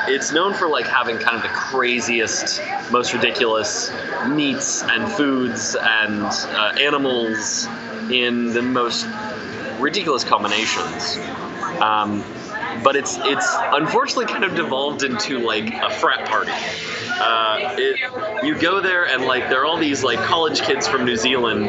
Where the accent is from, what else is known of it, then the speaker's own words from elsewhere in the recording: Indiana, United States; also born or lived in Ohio / Alabama; I'm from Indiana. Like, I was born in Ohio. I lived for a moment, like a hot minute in Alabama, near Atlanta. And then I've pretty much grown up in Indiana since I was like six